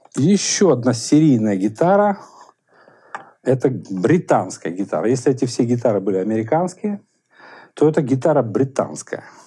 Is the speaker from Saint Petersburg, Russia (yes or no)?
no; Moscow, Russia; Мы, москвичи